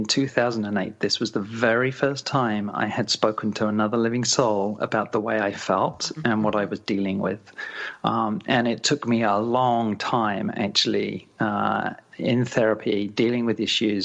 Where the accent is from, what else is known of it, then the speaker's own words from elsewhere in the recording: Canada; my hometown of Melton